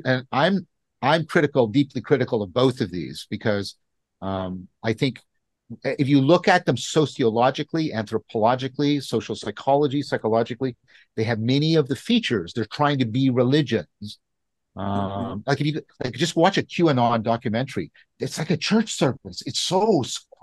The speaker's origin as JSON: {"language": "English", "country": "Canada", "said": "I'm a Canadian"}